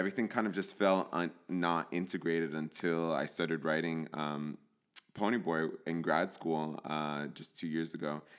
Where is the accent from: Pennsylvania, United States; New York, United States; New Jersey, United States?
New Jersey, United States; I grew up in New Jersey in a, in a Latino household. My parents are from El Salvador